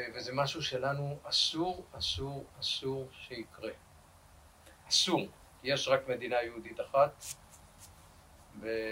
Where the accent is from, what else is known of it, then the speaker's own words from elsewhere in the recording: Rishon LeZion, Central District, Israel; ואני נולדתי בראשון לציון ב-1951